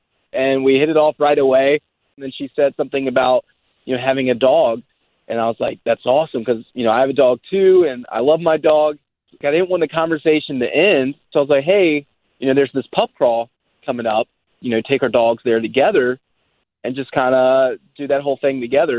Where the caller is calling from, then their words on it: Baldwin Park, California, United States; I'm calling from Baldwin Park.